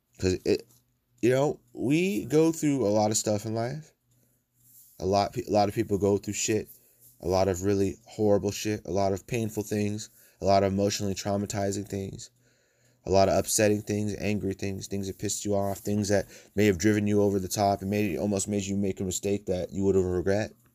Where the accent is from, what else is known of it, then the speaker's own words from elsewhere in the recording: United States; I'm from the United States.